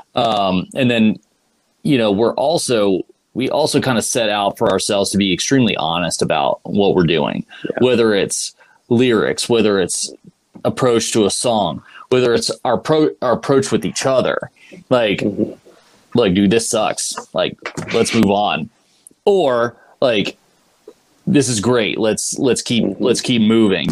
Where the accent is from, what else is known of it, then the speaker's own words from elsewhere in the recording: Ohio, United States; moved away as an adult; also born or lived in Boston; we're both from Ohio